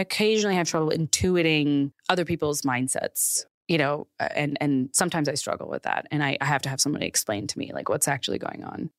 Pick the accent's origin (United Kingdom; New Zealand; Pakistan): Pakistan; now in United States; I grew up in Pakistan